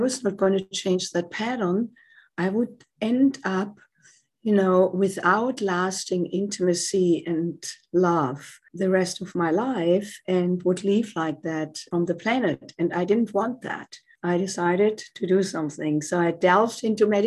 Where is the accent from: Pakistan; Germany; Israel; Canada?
Germany; moved away as an adult; now in United States; As you can tell by my accent, I did not grow up in the United States. I came here from Germany in my late 20s to do postgraduate work in music